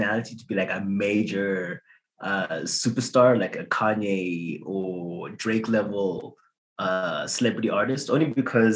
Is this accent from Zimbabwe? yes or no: yes; Zimbabwe; moved away as an adult; now in Canada; I grew up in Zimbabwe. I came to Canada in 2015 to study at the university.